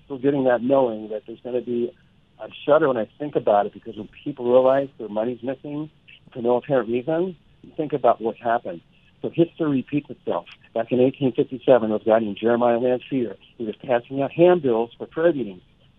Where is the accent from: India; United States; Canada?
United States; Pennsylvania; I'm from Pennsylvania.